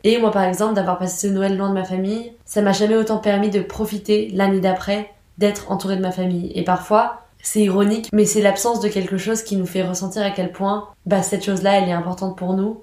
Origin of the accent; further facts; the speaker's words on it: France; dans notre culture en tant que Français